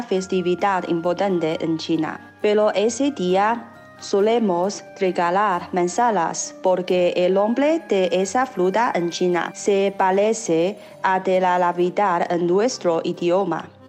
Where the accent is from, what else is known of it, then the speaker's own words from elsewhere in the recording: Corrientes, Argentina; moved away; vengo desde Argentina. Ya sea a nivel departamental, a nivel provincial, que es Corrientes